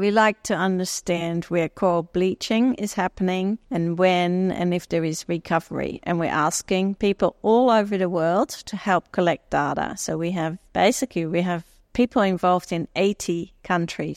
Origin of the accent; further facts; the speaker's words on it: Netherlands; moved away as an adult; also born or lived in Jamaica; now in Australia; I grew up in Holland